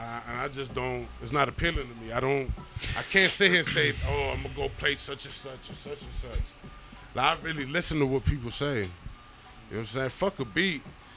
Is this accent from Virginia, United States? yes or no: yes; Alexandria, Virginia, United States; also born or lived in Los Angeles, California; I'm from Chittilawa, Alexandria, Virginia.